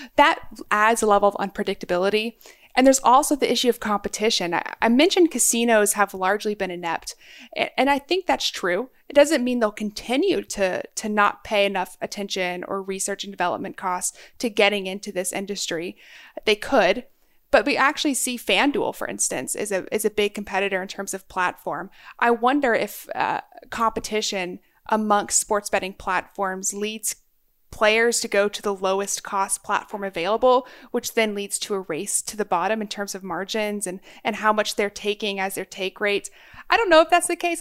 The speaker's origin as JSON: {"language": "English", "region": "Maryland", "country": "United States", "tie": "born or raised there", "said": "my home state, Maryland"}